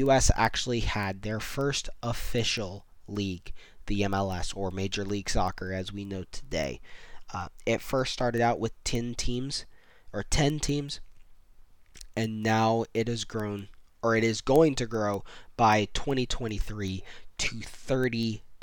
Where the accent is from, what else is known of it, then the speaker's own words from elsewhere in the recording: Central Florida, United States; also born or lived in West Virginia / Tallahassee; I've since moved back to Central Florida, where I grew up